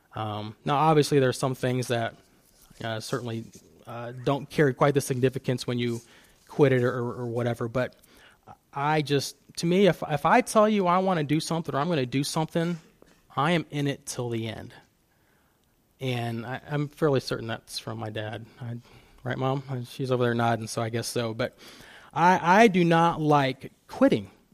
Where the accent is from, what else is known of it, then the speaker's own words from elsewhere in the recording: Fostoria, Ohio, United States; growing up in Fostoria, small town, and everybody knows everybody